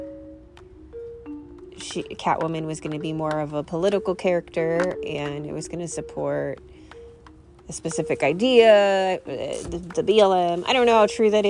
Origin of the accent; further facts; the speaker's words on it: California, United States; I grew up in California